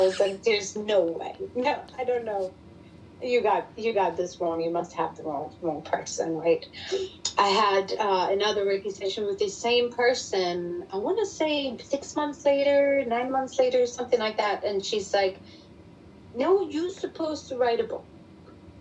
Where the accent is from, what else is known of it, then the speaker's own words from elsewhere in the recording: Germany; English is a second language; moved away as an adult; now in Texas, United States; me living over here, growing up in Germany, and English being my second language